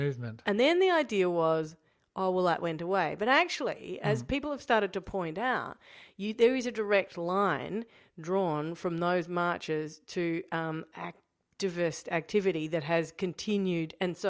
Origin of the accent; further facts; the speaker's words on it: Australia; I think one thing that you could learn as an Australian in opposition